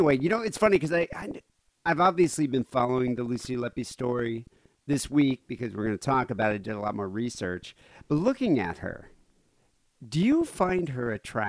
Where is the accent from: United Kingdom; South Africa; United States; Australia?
South Africa; moved away; I grew up in South Africa.